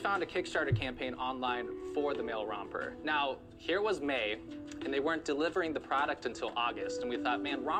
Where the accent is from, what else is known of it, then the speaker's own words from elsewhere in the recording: Santa Clarita, California, United States; also from Santa Clarita, California.